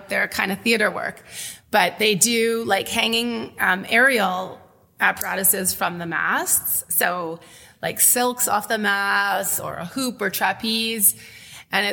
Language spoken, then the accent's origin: English; Winnipeg, Manitoba, Canada; moved away as an adult; also born or lived in Toronto; now in Welland, Canada; I'm from Winnipeg originally. My family's from there. I grew up there.